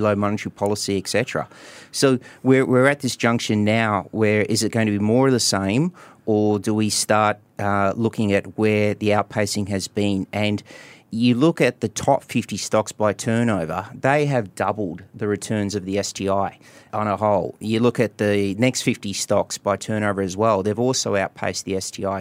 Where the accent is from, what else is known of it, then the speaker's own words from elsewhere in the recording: Queensland, Australia; my home state of Queensland